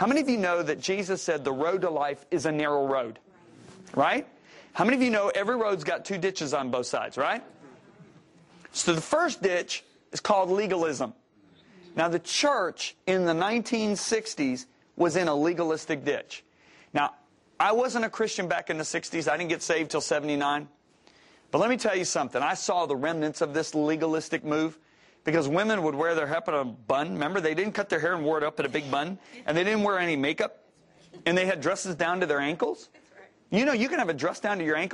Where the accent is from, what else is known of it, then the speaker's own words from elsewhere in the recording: Whitehall, Michigan, United States; as a little boy, I grew up in Whitehall, Michigan